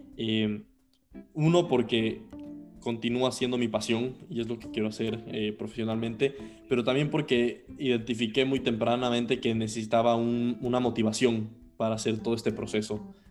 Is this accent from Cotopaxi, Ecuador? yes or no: no; Quito, Pichincha, Ecuador; yo nací en 1999 en Quito, Ecuador